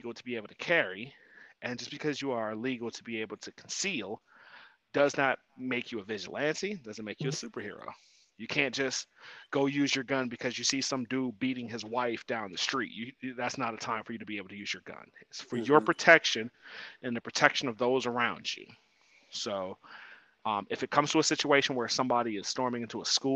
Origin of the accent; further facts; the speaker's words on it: Ohio, United States; I'm from Ohio